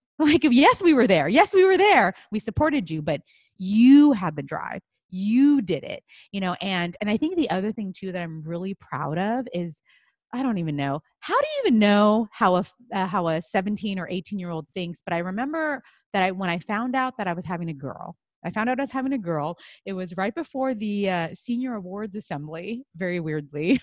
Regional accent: United States; I'm Chinese American.

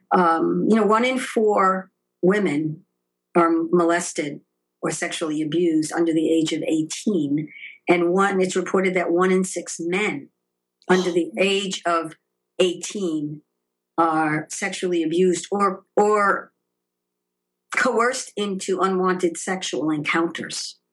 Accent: New York, United States; moved away as an adult; now in Los Angeles, United States; I was born in New York

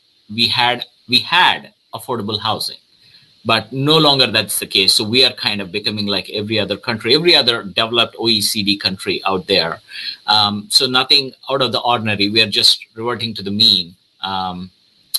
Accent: South India, India; moved away as an adult; now in United States; I'm originally from India, South India.

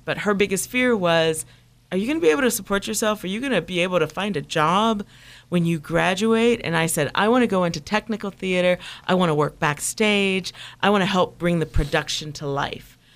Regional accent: Toledo, Ohio, United States; moved away; I grew up in Midwest, in the Midwest, in a small town, Toledo, Ohio

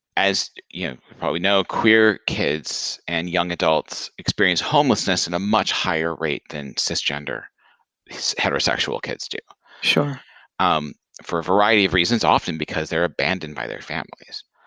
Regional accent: Franklin, Tennessee, United States; moved away; my hometown, Franklin, Tennessee

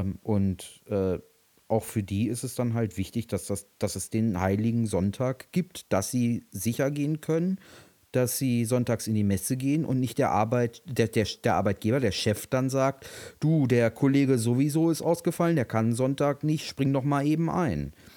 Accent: Berlin, Germany; als Berliner

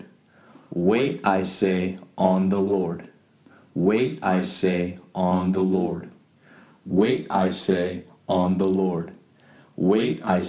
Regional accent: San Jose, California, United States; I'm from San Jose, California

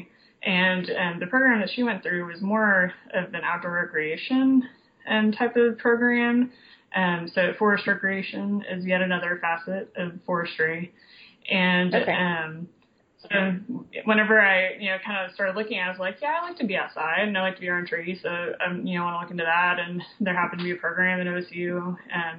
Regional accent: Tulsa, Oklahoma, United States; also born or lived in Austin, Texas; I grew up in Tulsa

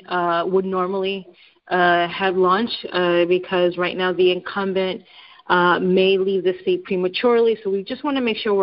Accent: New York City, New York, United States; Growing up in New York City, more specifically in Washington Heights, it was and it is it's a little bit of pride, I have to say, to know that I grew up in this place

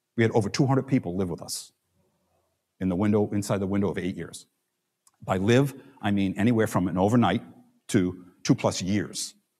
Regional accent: New York City, New York, United States; we're from Staten Island

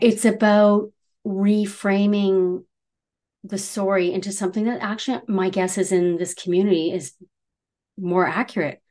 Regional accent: Canada; we're Canadian

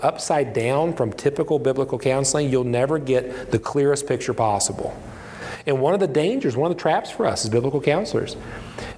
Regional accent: West Virginia, United States; moved away; also born or lived in Indiana; I grew up in West Virginia.

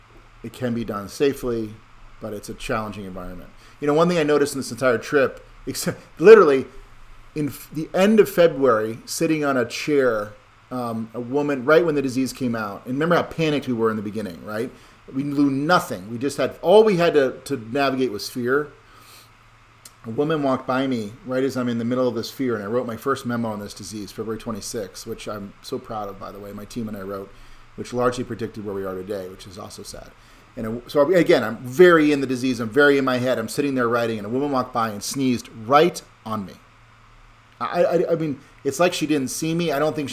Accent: Connecticut, United States; I'm from Connecticut and I don't want to bring the disease to you

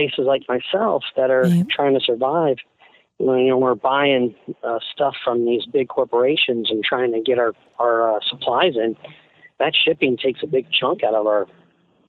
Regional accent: Tampa, Florida, United States; I'm from Ybor City, so I'm Sicilian Cuban on my mother's side.

